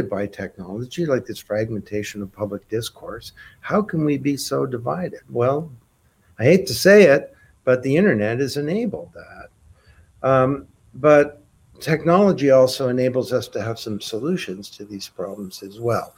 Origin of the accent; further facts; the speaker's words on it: Canada; I'm a Canadian